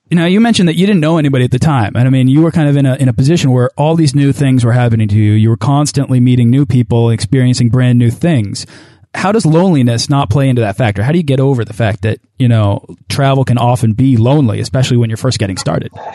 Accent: Boston, Massachusetts, United States; I'm from Boston.

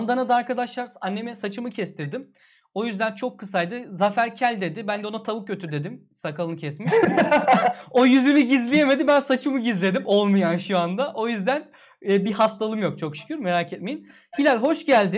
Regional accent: Antalya, Turkey; Antalyalıyız biz

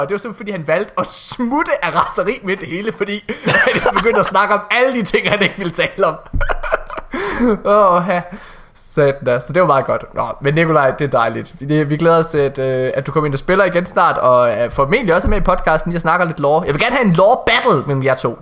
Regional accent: Ølgod, Southern Denmark, Denmark; moved away; Jeg er også fra Jylland. Jeg kom fra et lille sted, der hed Ølgod

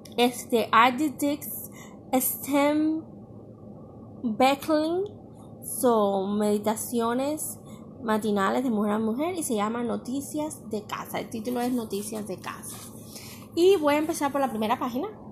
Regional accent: Cuba; moved away; mi pueblo de Cuba

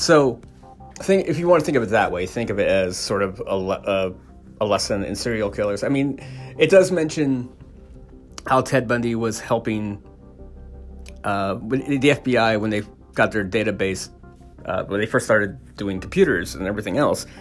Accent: California, United States; I grew up in California in the early '80s

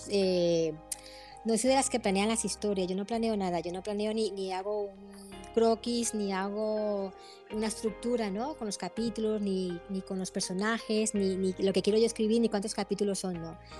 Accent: Colombia; moved away as an adult; now in Spain; vivo en España, nací en Colombia, pero vivo hace 20 años que vivo aquí en España

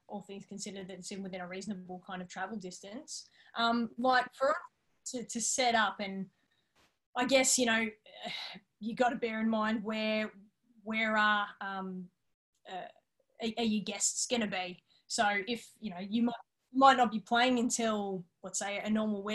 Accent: Yarra Valley, Victoria, Australia; now in Melbourne, Australia; we grew up out in the Yarra Valley

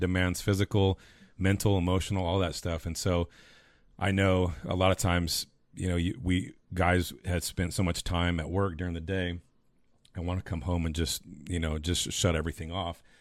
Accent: Taft or Bakersfield, California, United States; moved away as an adult; now in Texas, United States; growing up in Taft or Bakersfield

